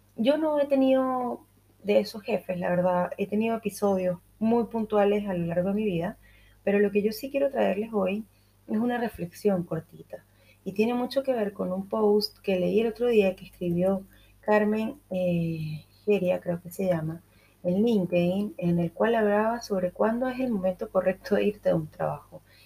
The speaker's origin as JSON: {"language": "Spanish", "country": "Venezuela", "said": "yo, que soy venezolana"}